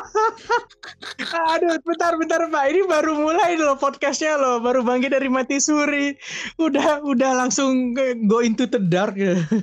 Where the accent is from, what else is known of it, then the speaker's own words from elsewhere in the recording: Sumatra, Indonesia; moved away; pas zaman kecil itu tinggalnya di Sumatera